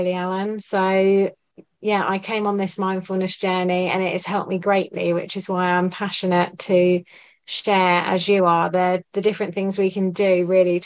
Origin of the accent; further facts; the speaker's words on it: Buckinghamshire, South East England, United Kingdom; I'm from Buckinghamshire.